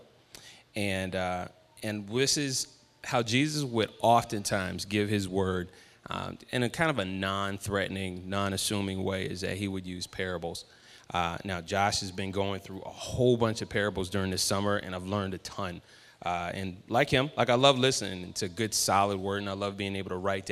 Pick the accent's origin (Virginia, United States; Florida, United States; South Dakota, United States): Virginia, United States; now in California, United States; I am from Virginia